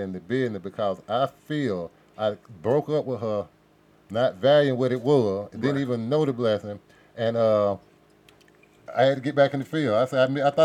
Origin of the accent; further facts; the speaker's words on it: College Park, Georgia, United States; also born or lived in Atlanta, Georgia; so that's where I'm from, you know, born at Grady. Mm-hmm. You know what I'm saying? Came straight back to College Park